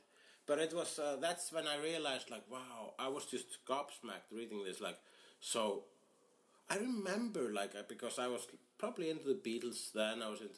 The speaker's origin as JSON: {"language": "English", "country": "Iceland", "second_language": "English"}